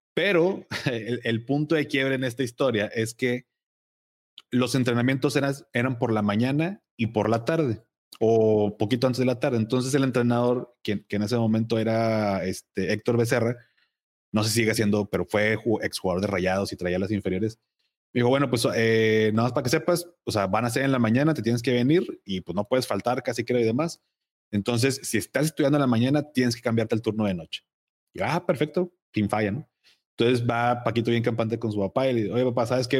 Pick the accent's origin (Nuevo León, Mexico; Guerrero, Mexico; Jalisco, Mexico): Nuevo León, Mexico; Monterrey; also born or lived in Navojoa, Sonora; yo nací aquí en Monterrey, pero muy chiquito nos fuimos a Navojoa por el trabajo de mi papá